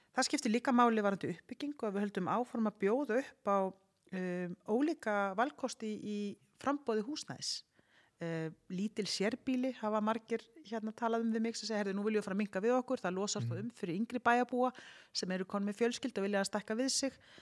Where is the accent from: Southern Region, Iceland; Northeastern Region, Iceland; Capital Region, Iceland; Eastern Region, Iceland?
Capital Region, Iceland; Garðabær; Ég er búin að alast upp í Garðabæ